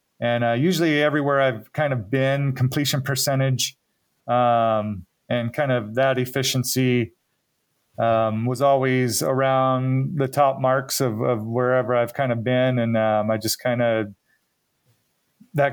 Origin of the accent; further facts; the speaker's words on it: Redding, California, United States; also born or lived in Happy Camp, California; was born and lived there till I was about 4 years old. And then eventually we moved to Redding, California. So I more claim that I'm from Redding. That's where I grew up, but Happy Camp is definitely where it all started for me.